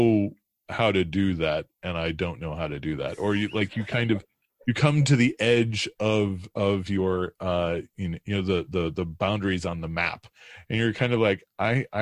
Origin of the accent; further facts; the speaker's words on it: DeKalb, Illinois, United States; I grew up in Northern Illinois, in DeKalb, Illinois, which is about an hour and a half west of Chicago out in the cornfields.